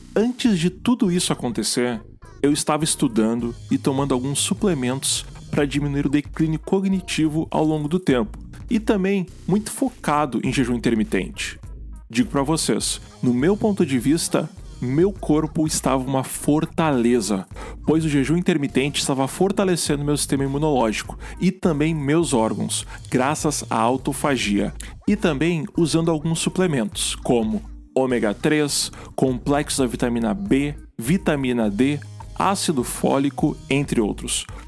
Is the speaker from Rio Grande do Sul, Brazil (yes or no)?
yes; Gaúcho, Rio Grande do Sul, Brazil; como um bom gaúcho